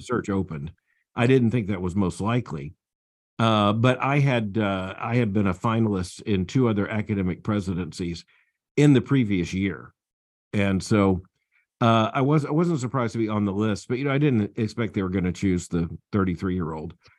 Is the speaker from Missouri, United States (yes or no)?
no; Florida, United States; moved away; also born or lived in Atlanta, Georgia; down in Florida, uh, uh, which is my home state